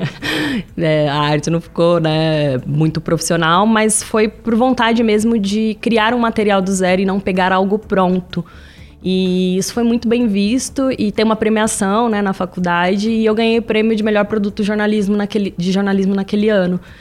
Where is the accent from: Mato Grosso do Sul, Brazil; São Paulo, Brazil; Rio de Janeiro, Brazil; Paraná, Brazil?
São Paulo, Brazil; São José dos Campos; moved away as an adult; now in São Paulo, Brazil